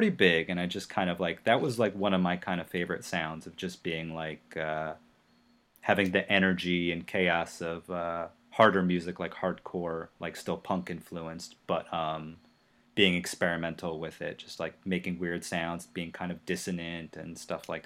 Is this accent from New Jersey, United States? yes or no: yes; New Jersey, United States; I grew up in Jersey